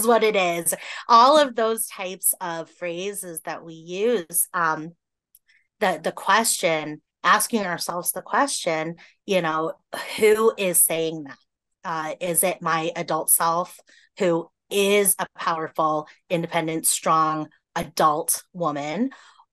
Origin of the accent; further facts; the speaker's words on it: Massachusetts, United States; now in Iowa, United States; I grew up in Massachusetts